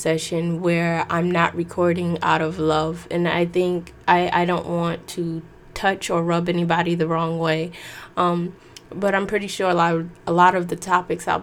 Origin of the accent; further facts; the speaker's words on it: New York, United States; I'm from New York